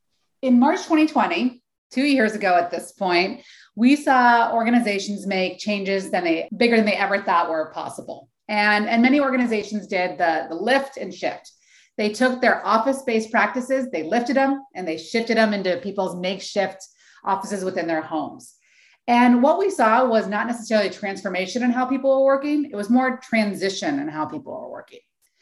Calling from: Oakland, California, United States; So I'm calling in from the San Francisco Bay Area, more specifically Oakland, California.

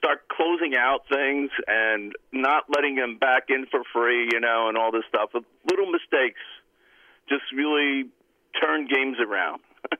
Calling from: Cranford, New Jersey, United States; …, Cranford.

